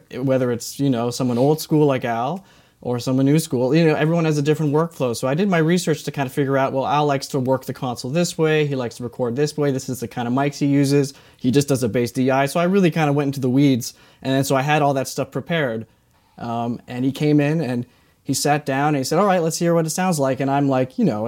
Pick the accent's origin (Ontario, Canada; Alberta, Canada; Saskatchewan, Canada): Saskatchewan, Canada; Saskatoon; moved away as an adult; also born or lived in Toronto; now in Los Angeles, United States; I'm from Saskatoon, Saskatchewan, which is kind of the middle of nowhere